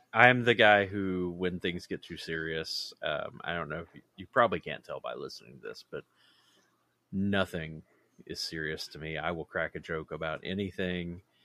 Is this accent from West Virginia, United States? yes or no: yes; West Virginia, United States; We actually met in West Virginia, uh, which is my home state